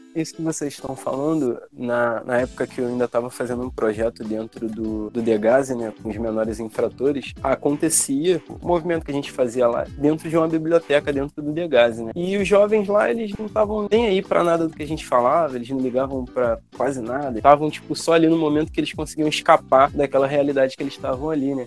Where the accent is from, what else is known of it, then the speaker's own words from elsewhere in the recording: Mesquita, Rio de Janeiro, Brazil; eu venho de uma comunidade da Baixada Fluminense, que é a Chatuba de Mesquita